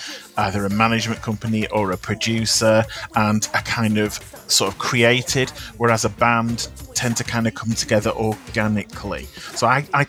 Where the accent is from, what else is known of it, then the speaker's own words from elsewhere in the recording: United Kingdom; I'm a Brit